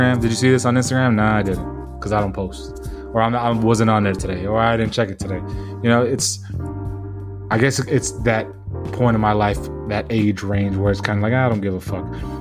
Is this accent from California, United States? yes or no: yes; San Diego, California, United States; moved away; I'm from San Diego, where we have that fucking 70-degree weather all fucking year long